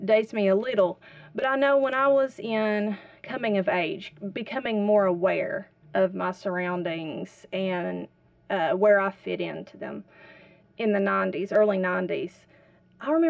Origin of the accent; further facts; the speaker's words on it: Whitesburg, Kentucky, United States; I grew up here in Whitesburg